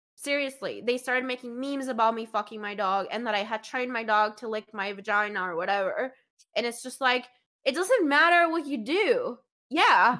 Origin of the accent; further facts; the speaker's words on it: Colombia; moved away; I grew up in Colombia in the nineties